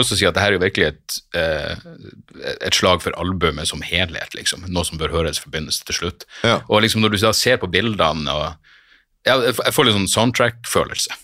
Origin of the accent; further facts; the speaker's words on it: Narvik, Nordland, Norway; moved away; Jeg har jo litt sånn halvanstrengt forhold til hjembyen min